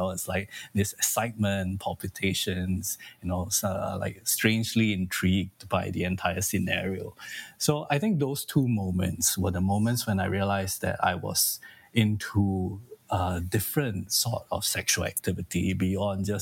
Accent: Singapore; I'm from Singapore, and there's corporal punishment in our education system

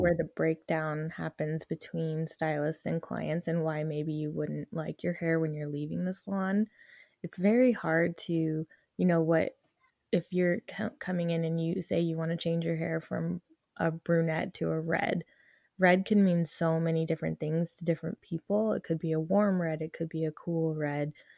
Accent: Denver, Colorado, United States; now in Arizona, United States; I was born here and raised in Denver

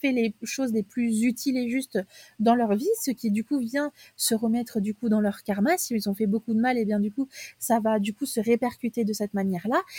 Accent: south of France, France; moi je viens du sud de la France

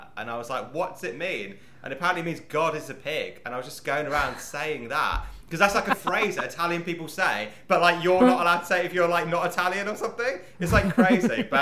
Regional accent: United Kingdom; I'm a British Indian, like in a sense, born in Britain, ethnically Indian

